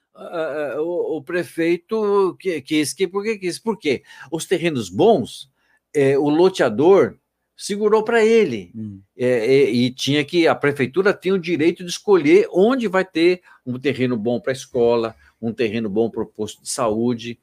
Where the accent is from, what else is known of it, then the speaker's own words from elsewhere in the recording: São Paulo, Brazil; now in Itatiba, Brazil; eu sou natural de São Paulo